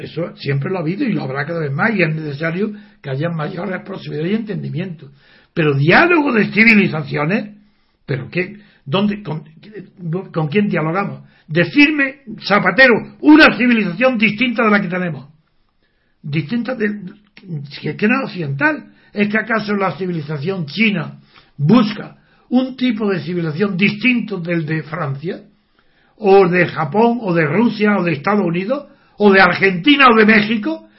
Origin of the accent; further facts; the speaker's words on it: Spain; soy europeo, porque tengo conciencia de que pertenezco a España